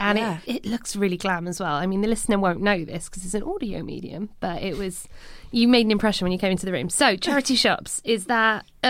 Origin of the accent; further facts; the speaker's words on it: Cardiff, Wales, United Kingdom; moved away; I'm from Cardiff